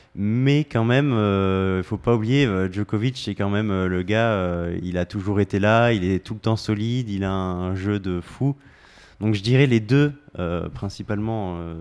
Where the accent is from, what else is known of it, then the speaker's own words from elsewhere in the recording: France; nous, on regarde beaucoup Roland Garros en tant que Français